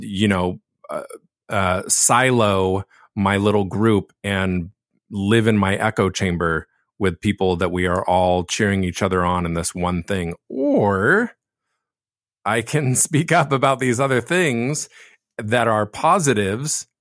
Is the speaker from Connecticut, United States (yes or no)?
no; Laguna Beach, California, United States; I was born and raised in Laguna Beach